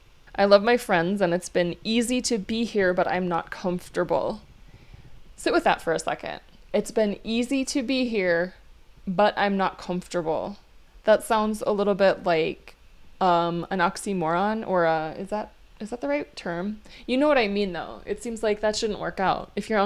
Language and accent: English; Minnesota, United States; also born or lived in Hawaii; And where are you from? Minnesota, I guess, because I don't live in Hawaii right now, and I would feel like not right saying it, that I'm from Hawaii.